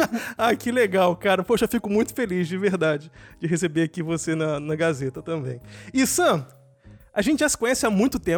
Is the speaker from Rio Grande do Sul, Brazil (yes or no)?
no; Rio de Janeiro, Brazil; moved away as an adult; now in Germany; eu cheguei aqui na Alemanha não tinha roupa de inverno nenhum, né? Que eu vim do Rio